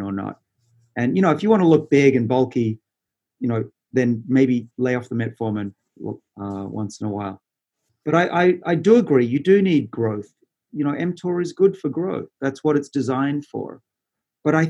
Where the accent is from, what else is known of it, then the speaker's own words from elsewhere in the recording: Australia; I'm Australian